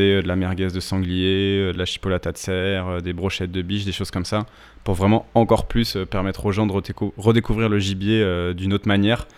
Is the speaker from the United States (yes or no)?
no; Alsace, Grand Est, France; also born or lived in Bordeaux; now in Paris, France; je suis originaire, euh, d'Alsace, euh, où j'ai fait une, une petite partie de ma scolarité